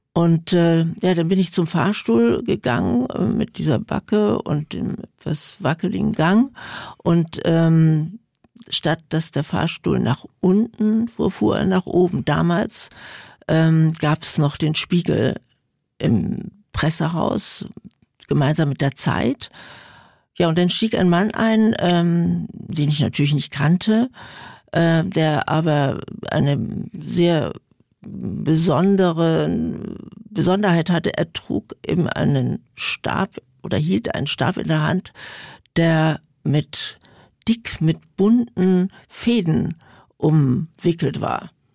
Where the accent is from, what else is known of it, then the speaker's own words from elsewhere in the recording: Berlin, Germany; ich komme ja aus Berlin